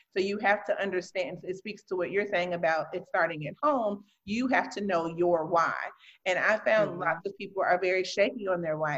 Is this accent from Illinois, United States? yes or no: yes; Chicago, Illinois, United States; now in Milwaukee, United States; I'm originally from Chicago